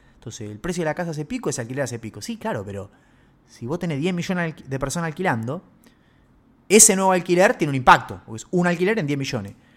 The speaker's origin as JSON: {"language": "Spanish", "country": "Argentina", "said": "Nosotros somos los argentinos"}